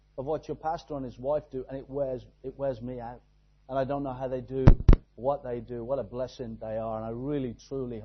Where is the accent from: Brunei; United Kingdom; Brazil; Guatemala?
United Kingdom; Exeter, South West England; we are from Exeter, down in the southwest of England, right down there in God's country, tucked away